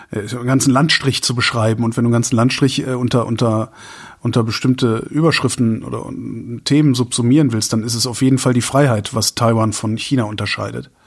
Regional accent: Cologne, North Rhine-Westphalia, Germany; Und alleine da, wo du in Köln wohnst und ich nicht mehr, ich da aber geboren bin und du nicht, äh, und wir beide Kölner sind

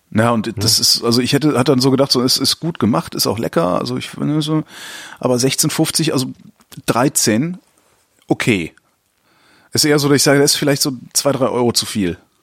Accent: Cologne, North Rhine-Westphalia, Germany; moved away as an adult; also born or lived in Frankfurt; now in Berlin, Germany; ich komme aus Köln ursprünglich

